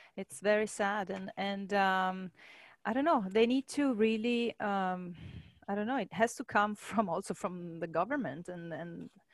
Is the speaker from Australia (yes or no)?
no; Italy; moved away; I come from Europe, from Italy.